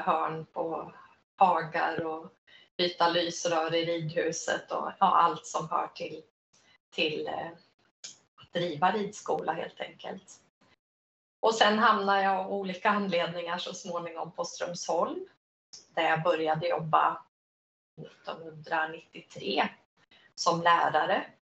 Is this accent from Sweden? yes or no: yes; Linköping, Östergötland, Sweden; jag började som på uppväxt i Linköping